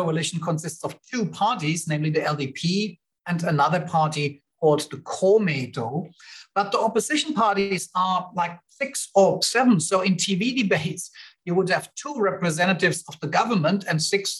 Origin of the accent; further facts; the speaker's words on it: Germany; moved away; I am from Germany originally